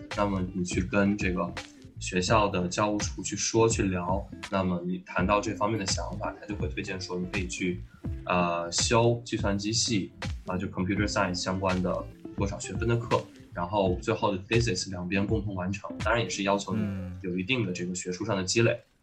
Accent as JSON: {"language": "Chinese", "town": "Huanggang", "region": "Hubei", "country": "China", "tie": "born or raised there", "also_born_or_lived": "Wuhan", "moved": "as an adult", "said": "那个黄冈中学里出生长大，也在那里念完了初中、高中，啊哦，然后呢，本科是去到了武汉大学，念的也是建筑系"}